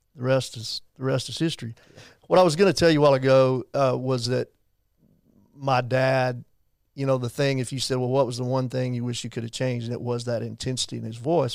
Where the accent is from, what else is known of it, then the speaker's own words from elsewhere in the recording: Abilene, Texas, United States; Growing up in Abilene, I was not gonna go to A C U